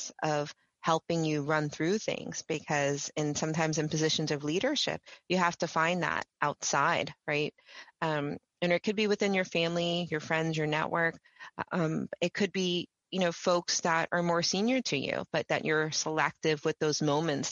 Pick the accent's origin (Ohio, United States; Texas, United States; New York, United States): New York, United States; I'm from New York